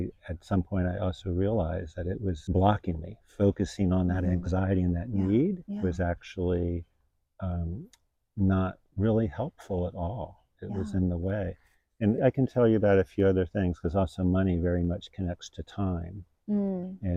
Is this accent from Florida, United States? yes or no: yes; Miami, Florida, United States; I grew up in Miami, which is a pretty real city.